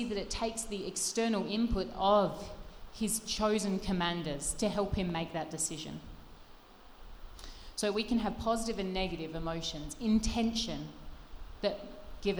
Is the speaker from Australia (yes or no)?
yes; Australia; I grew up in Australia